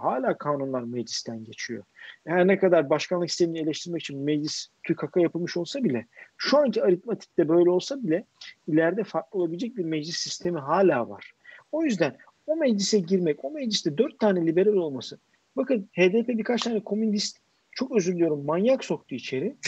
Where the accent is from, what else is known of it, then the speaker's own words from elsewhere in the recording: Istanbul, Turkey; ben Bakırköylüyüm